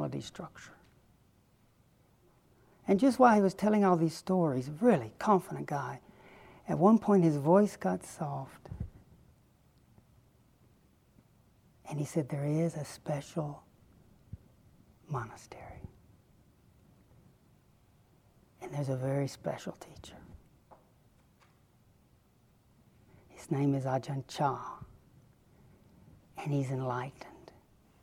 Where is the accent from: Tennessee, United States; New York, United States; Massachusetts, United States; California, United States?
Tennessee, United States; Chattanooga; Growing up in Chattanooga, Tennessee, I was regularly informed we were going to hell